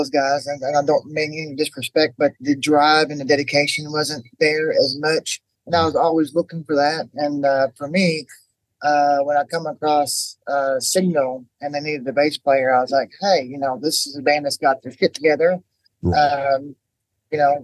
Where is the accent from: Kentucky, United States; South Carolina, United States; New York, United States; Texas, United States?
Kentucky, United States; now in Maine, United States; my home state